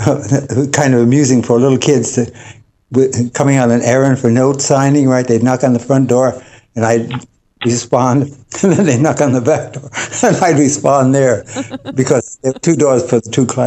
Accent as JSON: {"language": "English", "town": "Yonkers", "region": "New York", "country": "United States", "tie": "born or raised there"}